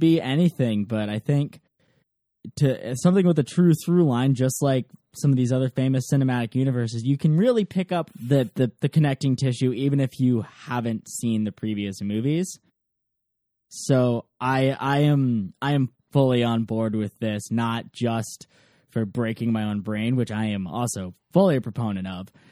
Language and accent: English; Ann Arbor, Michigan, United States; I grew up in Ann Arbor, Michigan